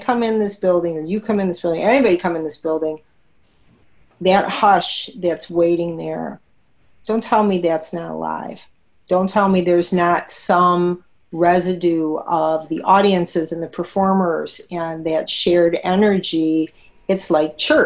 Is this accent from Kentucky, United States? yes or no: no; Detroit, Michigan, United States; I'm a native Detroiter